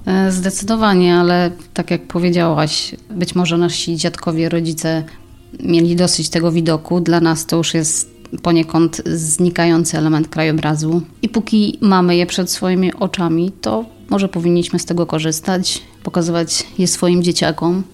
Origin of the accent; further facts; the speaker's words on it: Lędziny, Silesian Voivodeship, Poland; accent: Silesian; Urodziłam się w Lędzinach, tam też chodziłam do szkoły